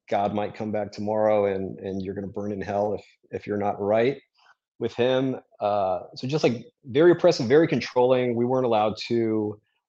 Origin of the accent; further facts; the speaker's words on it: Durham, North Carolina, United States; also born or lived in France; we moved to North Carolina when I was four